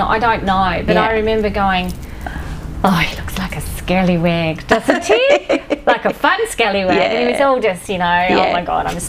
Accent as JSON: {"language": "English", "country": "New Zealand", "said": "I'm New Zealander"}